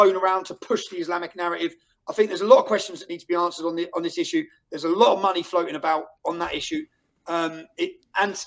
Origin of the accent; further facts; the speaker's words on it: Luton, East of England, United Kingdom; moved away as an adult; in my hometown of Luton